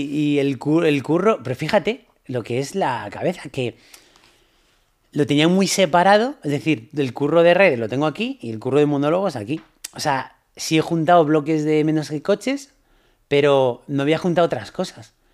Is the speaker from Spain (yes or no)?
yes; Ponteareas, Galicia, Spain; llamar a, por la cabina telefónica a la radio de mi pueblo, de, Pontareas, de, o sea